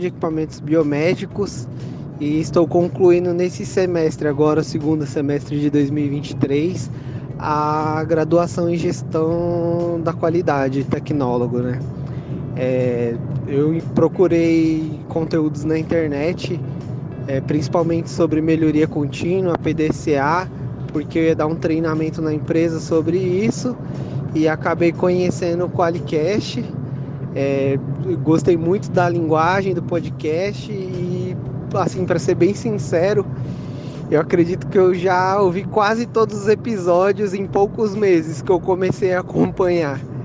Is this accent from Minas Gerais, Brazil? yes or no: no; São Paulo, Brazil; now in São José do Rio Preto, Brazil; sou de São Paulo, capital, mas estou morando em São José do Rio Preto, cidade do interior de São Paulo